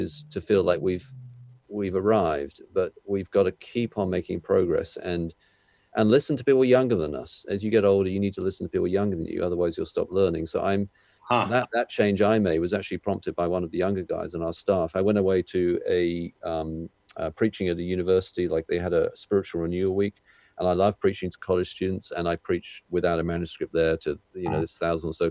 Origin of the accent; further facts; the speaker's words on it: United Kingdom; I'm British